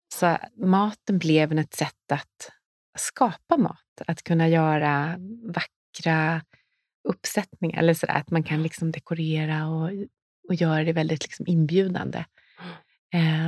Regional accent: Nässjö, Jönköping County, Sweden; moved away as an adult; now in Stockholm, Sweden; Jag kom från Småland, från mm. Nässjö

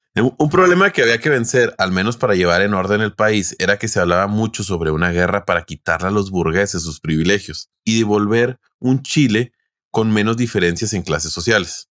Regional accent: Mexico; uno como mexicano

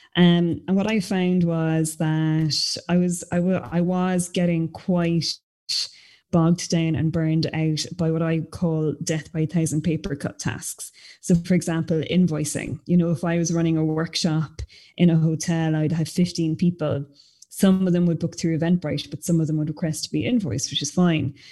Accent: Fermoy, Munster, Ireland; I'm from Fermoy in North Cork

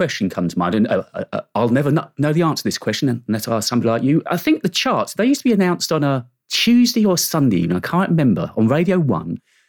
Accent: Slough, South East England, United Kingdom; I was brought up around Slough

